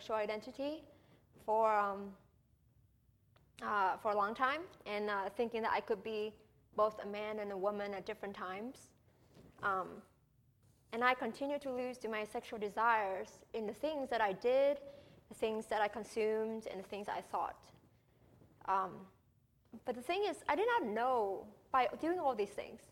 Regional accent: Vietnam; moved away as an adult; now in United States; I was born and raised in Vietnam for 18 years before I came to the U.S.

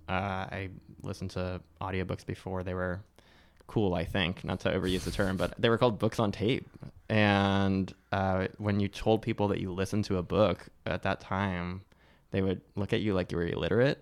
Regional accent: Newport Beach, California, United States; my parents came a couple years before I was born from Eastern Europe, from Romania and Hungary, and they ended up in Newport Beach, California

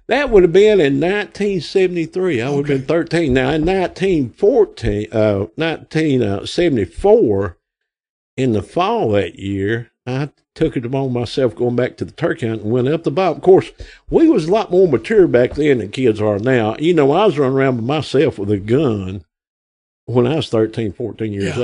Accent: Grapevine, Arkansas, United States; I'm from Grapevine. I was born here August, uh, May the 24th of 1960, right up the road here

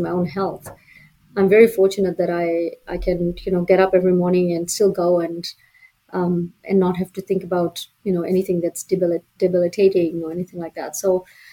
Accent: Fiji; now in Calgary, Canada; I'm from Fiji

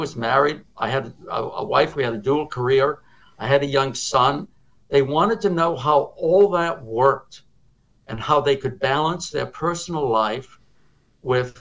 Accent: Cambridge, Massachusetts, United States; I was growing up in Cambridge where there were other schools

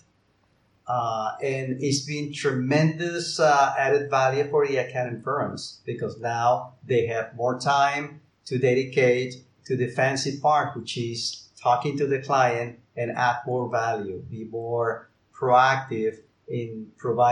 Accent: Colombia; moved away as an adult; now in Barcelona, Spain; I'm based in Barcelona in Spain, although I am from Colombia.

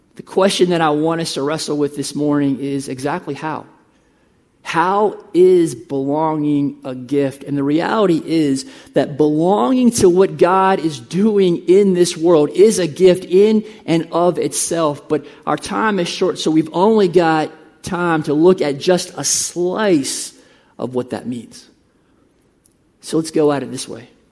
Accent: United States; moved away as an adult; also born or lived in Uruguay; We are from the United States.

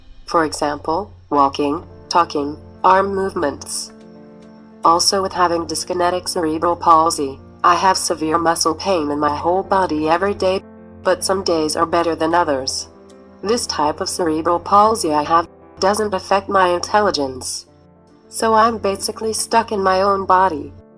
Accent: South Hackensack, New Jersey, United States; also born or lived in Elizabeth, New Jersey; I'm from South Hackensack, New Jersey.

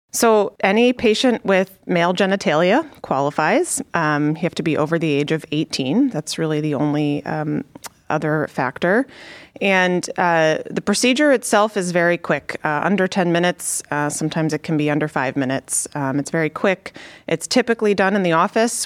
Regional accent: Connecticut, United States; moved away as an adult; also born or lived in Chicago, Illinois; now in Cleveland, United States; So I'm from the East Coast. I grew up in Connecticut.

